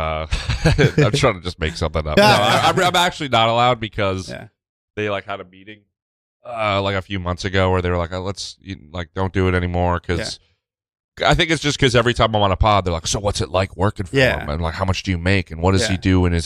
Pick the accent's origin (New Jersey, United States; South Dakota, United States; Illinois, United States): New Jersey, United States; Brick; Brick, New Jersey.